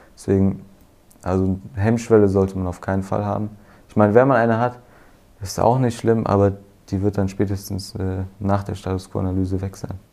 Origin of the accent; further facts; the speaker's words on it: near Frankfurt, Hesse, Germany; ich komme aus der Nähe Frankfurt